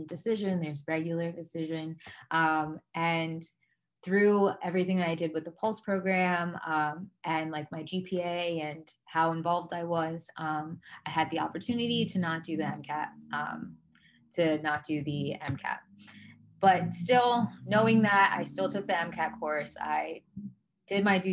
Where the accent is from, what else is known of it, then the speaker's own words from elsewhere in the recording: Atlantic County, New Jersey, United States; also born or lived in Liberia; I was born and raised in Atlanta County.